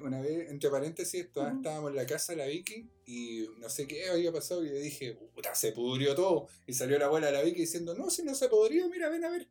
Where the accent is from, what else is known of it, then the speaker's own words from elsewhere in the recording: Concepción, Biobío, Chile; yo era de, de acá de Concepción ahora vivo en Concepción. soy de Concepción